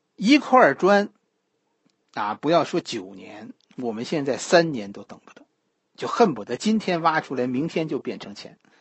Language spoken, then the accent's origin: Chinese; Beijing, China; 咱们北京人的生活